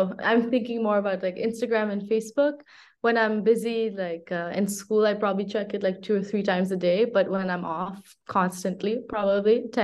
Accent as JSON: {"language": "English", "country": "Nepal", "moved": "as an adult", "lives_now": "Paris, France", "said": "I'm from Nepal."}